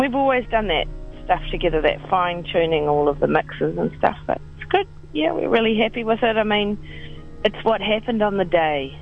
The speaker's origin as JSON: {"language": "English", "country": "New Zealand", "said": "it's New Zealand. We're not American."}